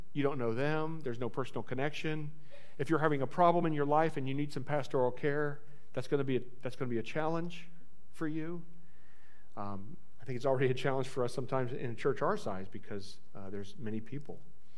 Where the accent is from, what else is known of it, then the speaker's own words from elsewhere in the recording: Francesville, Indiana, United States; I'm from podunk nowhere, right? I'm from Plaski County, Indiana. Don't say Pulaski. It's not Pulaski. It's Plaski. That's how we know you're not from around here, if you say Pulaski. Plaski County, Indiana, I grew up in Francisville, which is just a little bitty stop on the Monon Railroad